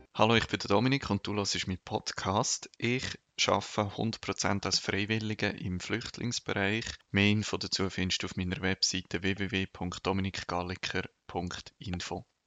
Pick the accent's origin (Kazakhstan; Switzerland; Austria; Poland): Switzerland; moved away as an adult; now in Lebanon; bei uns in der Schweiz